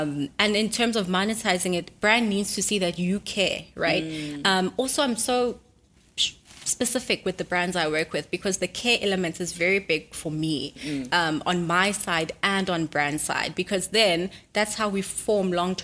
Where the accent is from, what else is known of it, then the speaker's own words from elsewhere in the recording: Durban, KwaZulu-Natal, South Africa; Durban. I'm from Durban